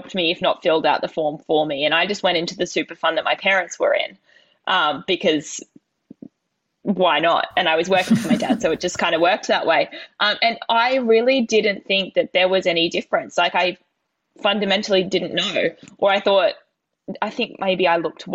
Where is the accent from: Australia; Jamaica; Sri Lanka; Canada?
Australia; New South Wales; my New South Wales in me